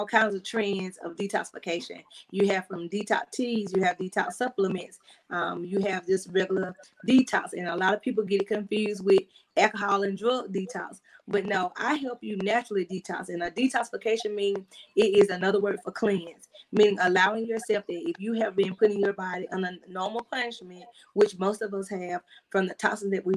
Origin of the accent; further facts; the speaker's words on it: South Carolina, United States; now in Georgia, United States; I'm originally from South Carolina